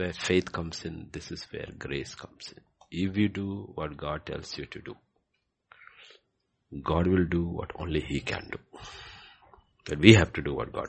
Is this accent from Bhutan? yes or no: yes; Bhutan; when I was growing up in Bhutan